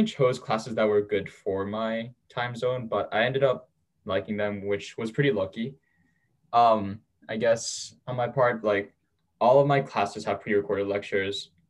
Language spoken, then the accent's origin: English; South Korea; born there; also born or lived in New York, United States; So, I was born in South Korea. Um, moved around quite a bit, uh, graduated high school in New York, and now I'm back in South Korea